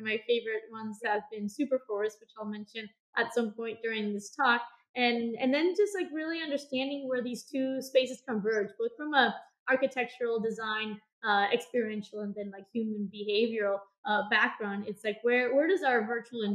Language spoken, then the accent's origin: English; Bogotá, Bogotá Capital District, Colombia; moved away as an adult; now in Los Angeles, United States; I grew up in Colombia, in Bogota